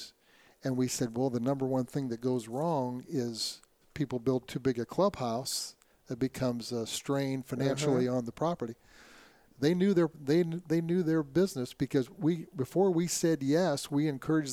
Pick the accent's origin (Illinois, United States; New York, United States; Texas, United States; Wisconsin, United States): Illinois, United States; Quincy; I grew up in Quincy, Illinois, about 4 hours away